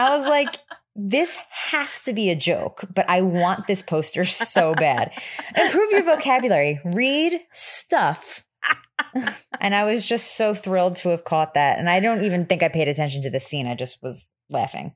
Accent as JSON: {"language": "English", "region": "New Jersey", "country": "United States", "said": "I am from New Jersey"}